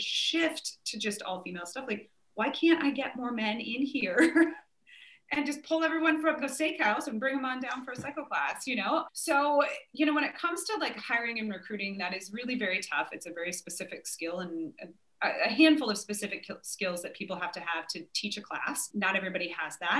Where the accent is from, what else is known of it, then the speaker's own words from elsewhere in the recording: Nebraska, United States; now in Richmond, United States; I grew up in Nebraska